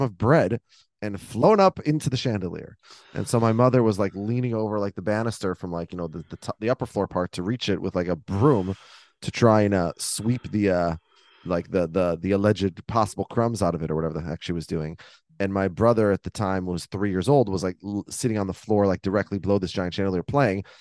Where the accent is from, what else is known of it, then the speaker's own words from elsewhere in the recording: Minnesota, United States; in my house growing up in Minnesota